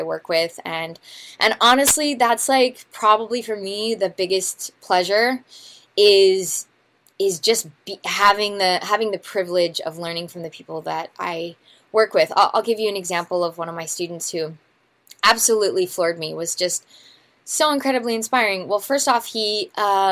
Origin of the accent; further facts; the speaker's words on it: Missouri, United States; I'm from Missouri